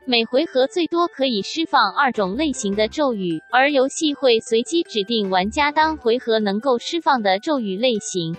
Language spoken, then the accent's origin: Chinese; Taiwan; moved away; 我是从台湾来的